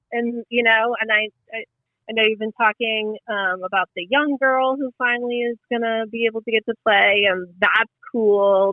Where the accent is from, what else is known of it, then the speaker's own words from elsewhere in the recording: Western Pennsylvania, United States; moved away; also born or lived in Denver; I'm from Western Pennsylvania